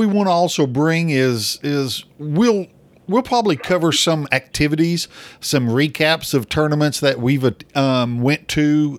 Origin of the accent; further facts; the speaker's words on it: Oklahoma, United States; I am from Oklahoma